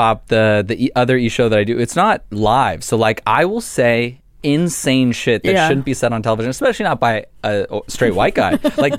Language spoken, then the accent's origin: English; Los Angeles, California, United States; I grew up in the Valley.